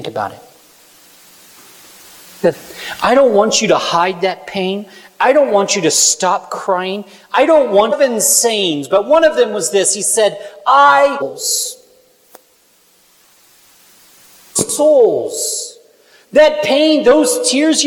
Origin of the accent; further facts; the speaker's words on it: Kansas, United States; I'm from Kansas